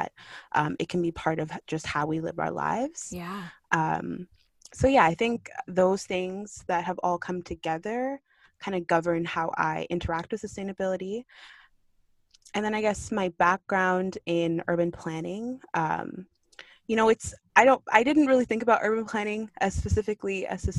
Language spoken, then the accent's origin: English; Kitchener, Ontario, Canada; born or raised there; also born or lived in Kingston, Jamaica / Markham, Canada